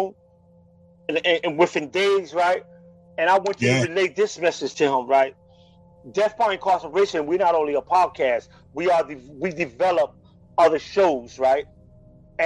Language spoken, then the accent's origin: English; Philadelphia, Pennsylvania, United States; I am from the Spanish community in North Philly